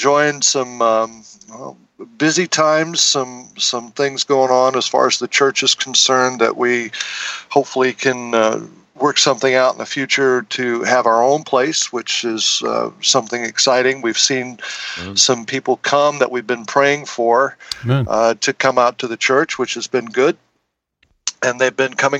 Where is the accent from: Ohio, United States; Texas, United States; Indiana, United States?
Indiana, United States; Northwest; I was raised in Northwest Indiana.